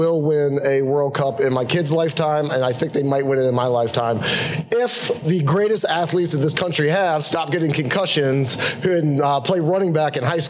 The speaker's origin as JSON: {"language": "English", "country": "United States", "said": "I'm an American"}